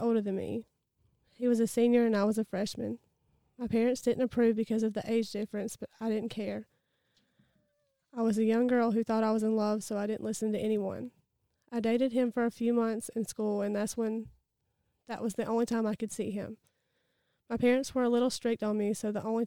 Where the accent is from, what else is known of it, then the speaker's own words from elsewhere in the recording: Easley, South Carolina, United States; I was born in Easley, South Carolina. I have been in Pickens County my entire life